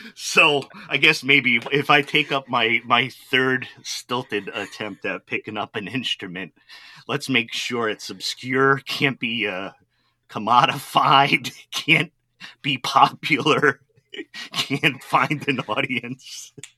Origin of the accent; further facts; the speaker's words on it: New England, United States; now in Milwaukee, United States; I grew up in New England